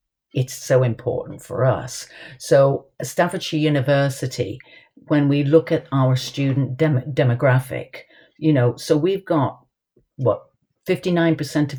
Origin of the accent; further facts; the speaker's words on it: United States; moved away; I was brought up in the States.